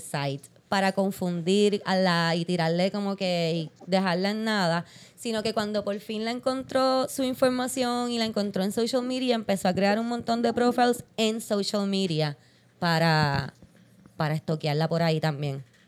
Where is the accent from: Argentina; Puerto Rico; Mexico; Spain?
Puerto Rico; San Juan; yo soy de Santurce